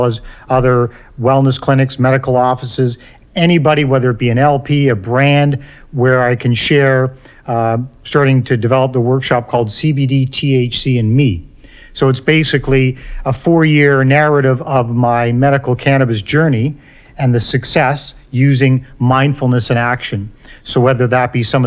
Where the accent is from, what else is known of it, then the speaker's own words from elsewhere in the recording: Ireland; I'm Irish